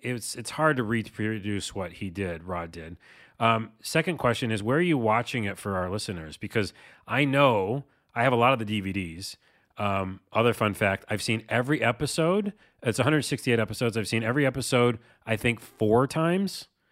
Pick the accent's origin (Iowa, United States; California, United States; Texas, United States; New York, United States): New York, United States; Syracuse; from my hometown of Syracuse, New York.